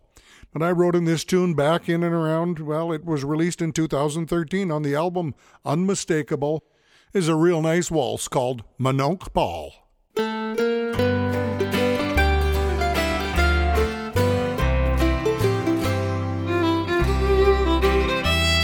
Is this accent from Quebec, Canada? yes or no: no; Edmonton, Alberta, Canada; I grew up in Edmonton, Alberta